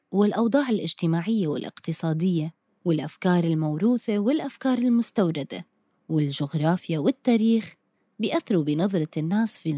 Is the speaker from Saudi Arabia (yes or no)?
no; Jordan; accent: Jordanian; اعذروني لهجتي الأردنية على قدي